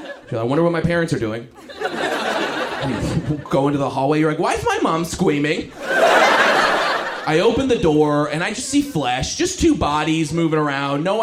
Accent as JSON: {"language": "English", "town": "Los Angeles", "region": "California", "country": "United States", "said": "From Los Angeles, I'm from West"}